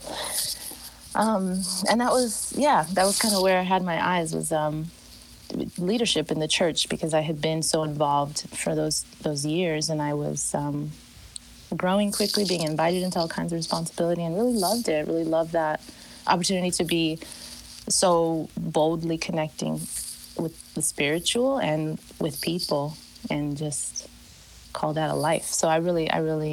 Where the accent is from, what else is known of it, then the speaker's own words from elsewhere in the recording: Chicago, Illinois, United States; I was born and raised in Chicago.